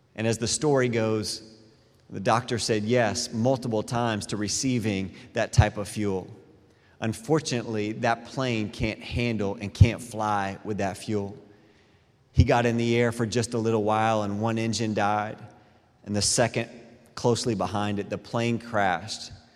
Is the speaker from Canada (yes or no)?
no; Clearwater, Florida, United States; I grew up in Clearwater